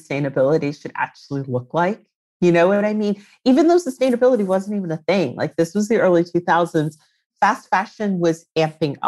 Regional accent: Reston, Virginia, United States; moved away as an adult; now in London, United Kingdom; I'm from Virginia originally. I grew up in Ruston, which is a pretty like affluent

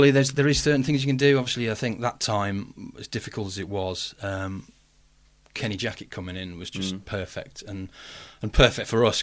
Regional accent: Wolverhampton, West Midlands, United Kingdom; We're from Wolves. We're from Wolverhampton. Let's let's just show people we're not afraid to be mm. running through the town.

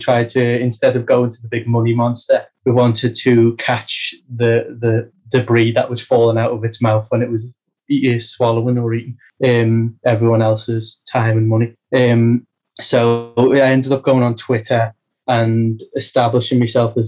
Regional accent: United Kingdom; I'm British

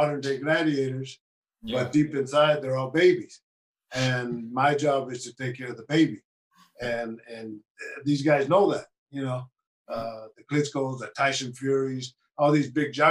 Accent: United States; I'm Mexican by nationality. But I was born in the United States, but we were farm workers.

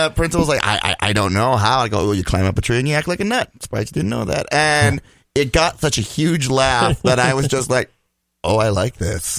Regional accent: Blaine, Minnesota, United States; Yeah, Blaine, class of '98.

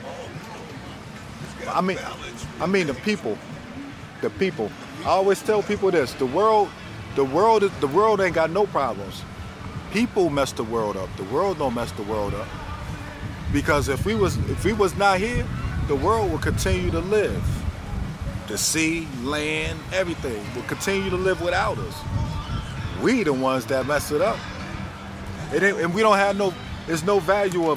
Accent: Buffalo, New York, United States; I'm from Buffalo

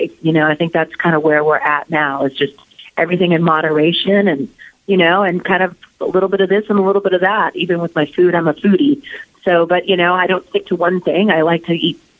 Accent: Anaheim, California, United States; Anaheim, my hometown

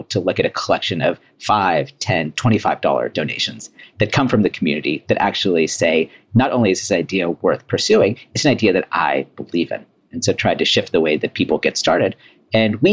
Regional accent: Bay Area, Silicon Valley, California, United States; moved away as an adult; also born or lived in Washington, D.C.; me growing up in the Bay Area, in Silicon Valley, in the heart of innovation

